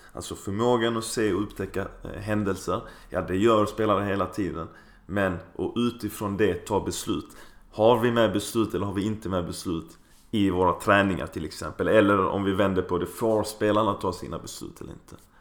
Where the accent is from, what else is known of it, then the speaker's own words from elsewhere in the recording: Skåne, Sweden; Vi är ju bortskämda med det i Skåne